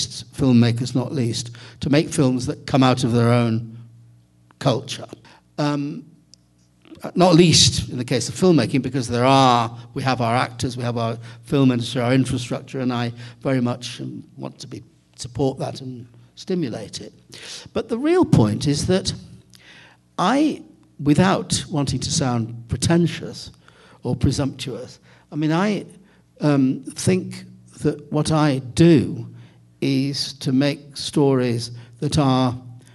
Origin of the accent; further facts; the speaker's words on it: Manchester, North West England, United Kingdom; I grew up in Manchester